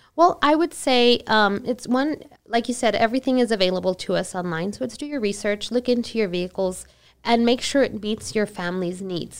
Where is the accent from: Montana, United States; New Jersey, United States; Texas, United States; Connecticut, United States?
Texas, United States; El Paso; I'm from El Paso, born and raised